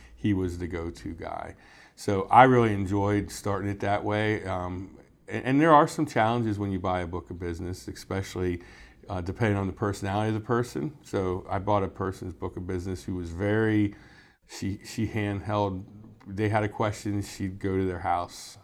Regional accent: Mechanicsburg, Pennsylvania, United States; I was born and raised in Mechanicsburg

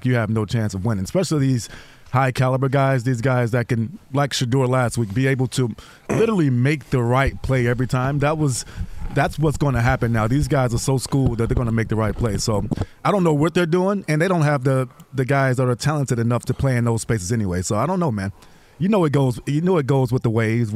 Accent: Alabama, United States; I'm from Alabama.

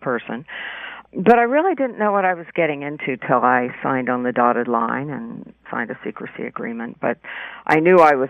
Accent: California, United States; moved away as an adult; also born or lived in New York City; I grew up in California, small towns mostly

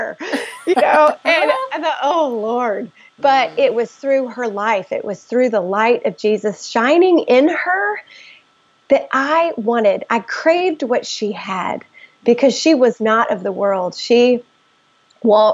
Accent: the South, United States; I grew up in the South, where Christianity is just expected

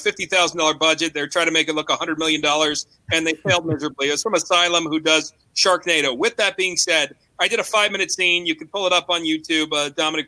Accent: New York, United States; I'm Italian-American. I'm from New York.

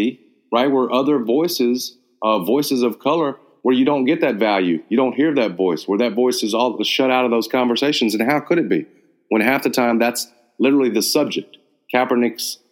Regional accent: Memphis, Tennessee, United States; after growing up in Memphis and you're in your, you've lived Memphis

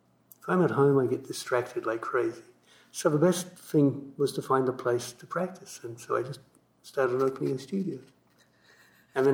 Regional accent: Australia; moved away as an adult; I grew up in Australia.

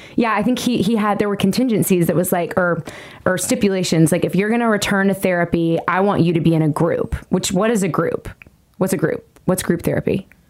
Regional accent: Nashville, Tennessee, United States; i am a singer songwriter here in nashville tennessee this is my hometown

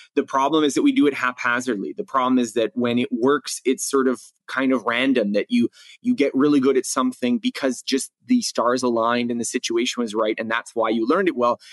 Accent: Canada; I had taken just a little bit, you know, in grade school in, in growing up in Canada.

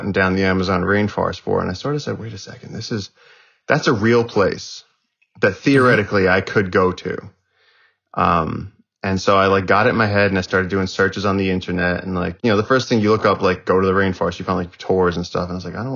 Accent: northern New Jersey, United States; also born or lived in Brooklyn, New York; I was born in Brooklyn, and my parents wanted to get away from the city, so they moved to like northern New Jersey, and so I had access to a lot of forest

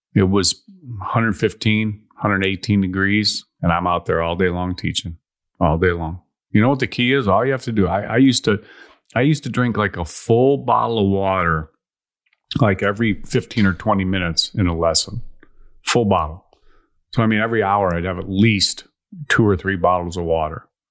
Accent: Chicago, Illinois, United States; when I was a kid growing up in Chicago

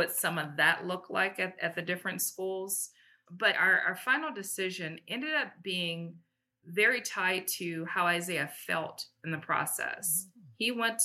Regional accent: Detroit, Michigan, United States; moved away as an adult; also born or lived in Japan; now in Los Angeles, United States; we're originally from Detroit, Michigan

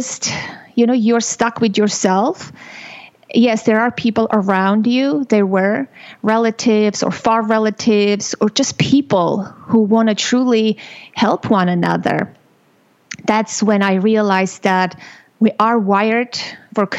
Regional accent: Armenia; moved away; I was born and raised in Armenia

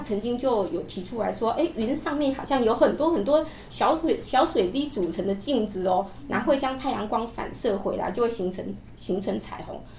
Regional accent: Taiwan; 我们台湾其实很多原住民呢，相信灵魂是不灭的哦

